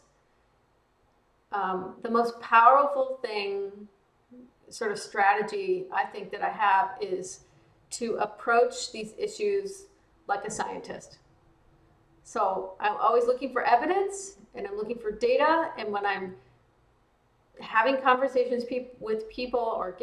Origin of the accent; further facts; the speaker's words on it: small towns in Texas and Louisiana, the South, United States; I grew up in the South in, small towns in Texas and Louisiana